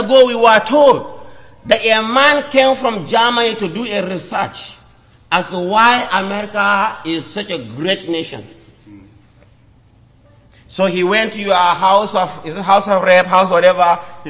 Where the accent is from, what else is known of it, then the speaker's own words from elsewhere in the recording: Nigeria; I'm from Africa.